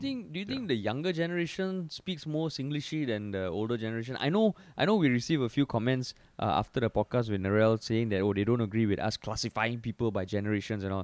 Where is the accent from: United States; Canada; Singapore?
Singapore; accent: Singaporean; my Singaporean accent